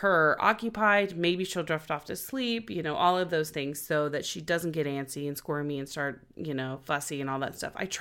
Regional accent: Oklahoma, United States; now in Los Angeles, United States; we're from Oklahoma

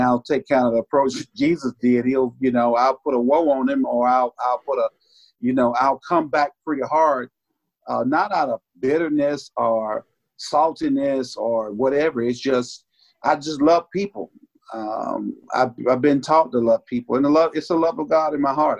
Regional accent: Georgia Florida line, United States; also born or lived in Bainbridge, Georgia; I was raised on the Georgia Florida line, actually 22 miles south of Bainbridge. I grew up, and so I uh, went to church in North Florida

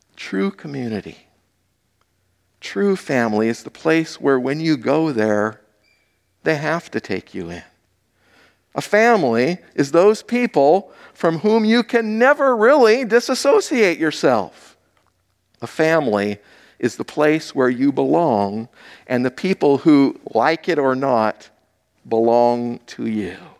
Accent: Hawaii, United States; moved away; I grew up in Hawaii.

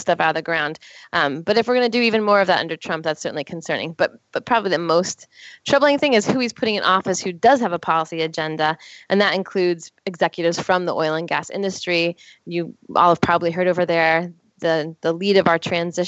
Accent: East Coast, United States; I grew up on the East Coast. I've lived all my life up and down the East Coast, rural and urban

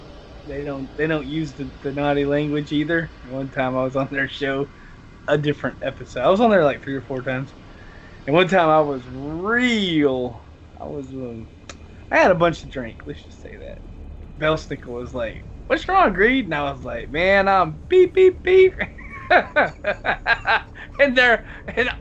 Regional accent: the South, United States; accent: southern; my southern accent

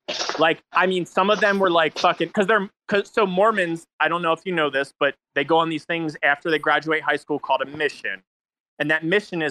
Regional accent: New Jersey, United States; also born or lived in Philadelphia; now in Utah, United States; I'm from New Jersey

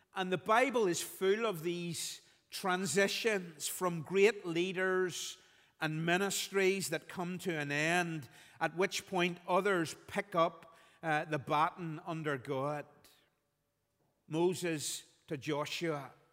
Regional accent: Belfast, Northern Ireland, United Kingdom; When I was growing up, Phil and I were, were growing up in Belfast

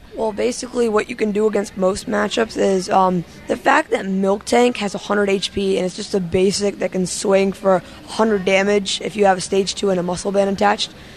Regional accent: Wilmington, Delaware, United States; from Wilmington, Delaware

